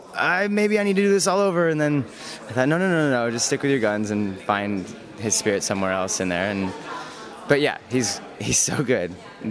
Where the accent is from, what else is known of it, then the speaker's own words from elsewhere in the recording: Grand Rapids, Michigan, United States; moved away as an adult; now in New York City, United States; a ballet company in my hometown. Where's that? Grand Rapids, Michigan.